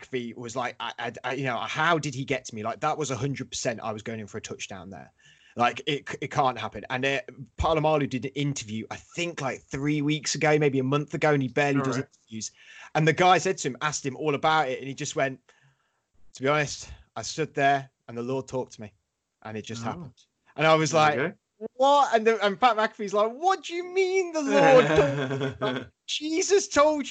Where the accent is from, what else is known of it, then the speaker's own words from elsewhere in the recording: Leicester, East Midlands, United Kingdom; now in London, United Kingdom; I'm London-based now, but I'm from Leicester